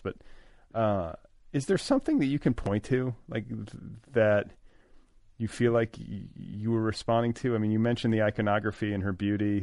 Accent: Indiana, United States; growing up in Indiana

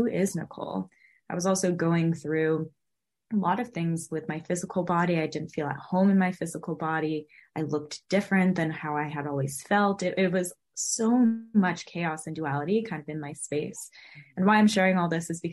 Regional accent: California, United States; also born or lived in Los Angeles; I was born and raised in California

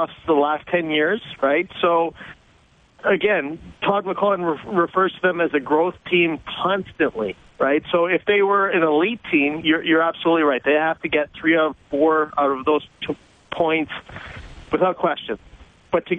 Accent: Saskatchewan, Canada; now in New York, United States; I grew up in Saskatchewan

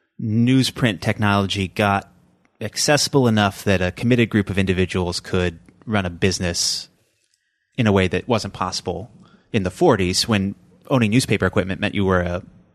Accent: California, United States; Because I grew up in the East Bay area, I grew up right near Oakland, right near Berkeley

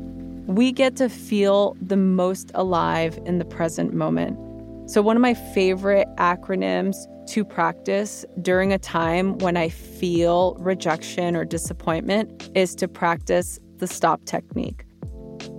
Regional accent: Los Angeles, California, United States; growing up in East LA and making it out to become a meditation teacher

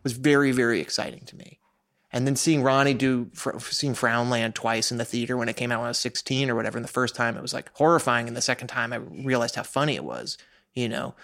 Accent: New York, United States; I grew up in New York

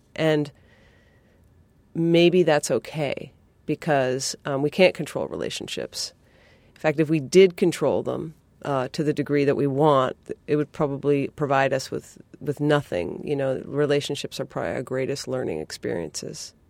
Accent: New England, United States; I'm from New England

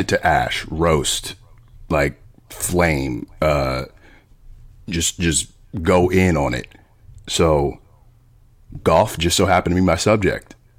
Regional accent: Sicklerville, New Jersey, United States; also born or lived in Voorhees, New Jersey / Willingboro, New Jersey; now in West Hollywood, United States; I was born in Voorhees, raised mostly in Sicklerville, and high school and on

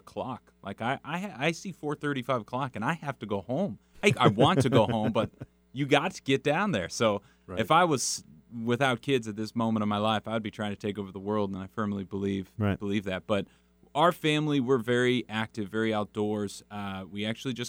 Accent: San Juan Capistrano, California, United States; I grew up in San Juan Capistrano, California

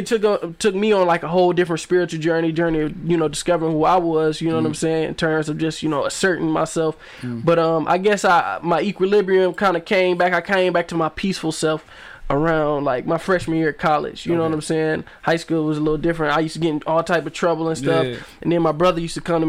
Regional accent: Flint, Michigan, United States; also born or lived in Alabama; I was born in Alabama. Wasn't raised in Alabama. I lived there till I was four. Then we moved to Flint

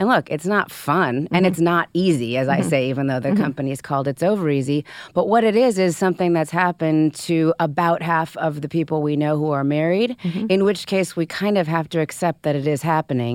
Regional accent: Southern California, United States; I'm from Southern California.

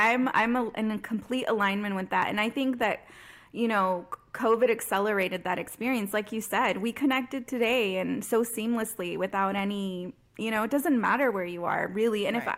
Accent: San Juan Capistrano, California, United States; moved away as an adult; also born or lived in Los Angeles, United States; now in Dallas, United States; I'm in Dallas. I'm from Orange County, California. I was born and raised in like SoCal area in San Juan Capistrano. I'm so happy I'm not in LA anymore.

